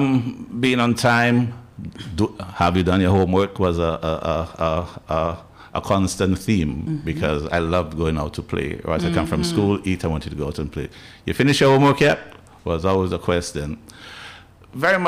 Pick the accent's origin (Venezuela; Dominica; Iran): Dominica; Roseau, Saint George; moved away as an adult; also born or lived in Jamaica / England; now in Barbados; I was raised in that area in the High Street, around the Newtown Savannah area